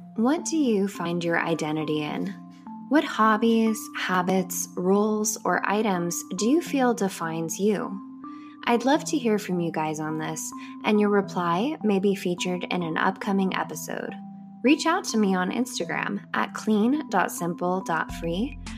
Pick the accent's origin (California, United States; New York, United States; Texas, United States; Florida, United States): California, United States; Anaheim; I grew up in Anaheim, California, and my whole family had annual Disneyland passes